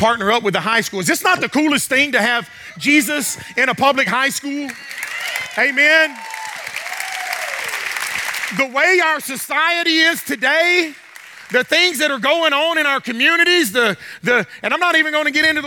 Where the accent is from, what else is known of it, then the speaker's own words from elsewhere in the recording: the South, United States; I'm from the South.